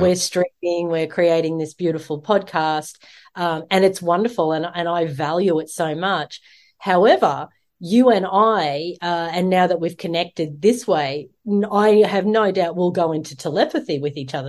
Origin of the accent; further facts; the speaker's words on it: Australia; the Australians, uh, our in, original people